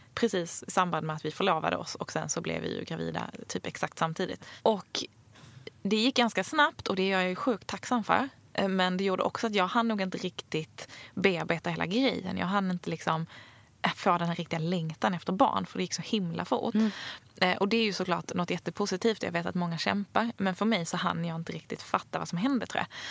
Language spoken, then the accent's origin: Swedish; Sweden; also born or lived in Stockholm; vi svenskar